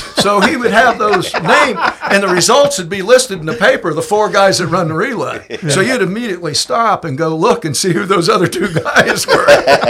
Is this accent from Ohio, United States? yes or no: yes; Upper Sandusky, Ohio, United States; moved away; I said, oh, I'm from Ohio. And he said, where? I said, where at? I said, we probably don't know. It's a little place called Upper Sandusky.